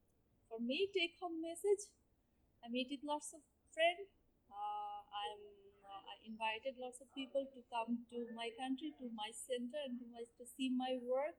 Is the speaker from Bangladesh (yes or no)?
yes; Bangladesh; from Bangladesh